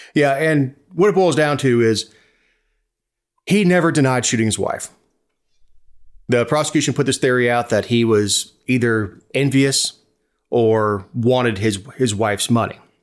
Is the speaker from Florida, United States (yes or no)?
yes; Florida, United States; I am American, if you consider Florida to be America